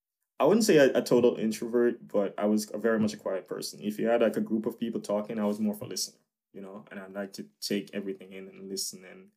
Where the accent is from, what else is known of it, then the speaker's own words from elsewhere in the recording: Jamaica; now in United States; of course, I see myself as Jamaican, but now it's like, I grew up, as I said, you know, I felt like a lot of me grew up in America, you know.